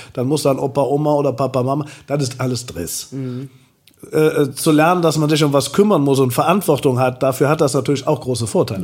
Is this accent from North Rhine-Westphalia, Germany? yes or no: yes; Engelskirchen, North Rhine-Westphalia, Germany; now in Cologne, Germany; da bin ich groß geworden